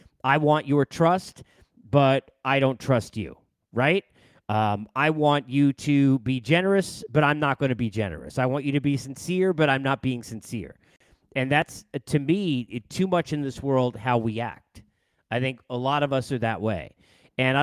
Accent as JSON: {"language": "English", "town": "Massapequa", "region": "New York", "country": "United States", "said": "from Massapequa"}